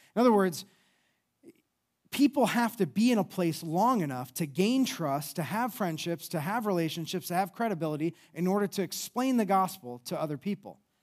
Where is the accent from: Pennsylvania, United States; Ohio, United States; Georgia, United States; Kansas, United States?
Ohio, United States; towards Cleveland; moved away as an adult; also born or lived in France / Colorado; now in Columbus, United States; I grew up more towards, uh, Cleveland